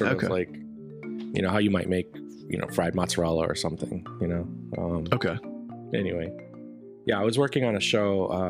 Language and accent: English; Wisconsin, United States; moved away; I grew up in Wisconsin